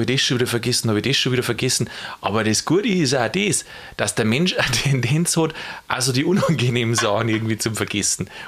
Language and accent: German; Bavaria, Germany; weil ich komme aus der Gegend da, {S1} Sagst Landkreis {S0} Landshut, und ich sage immer Gold und Gold.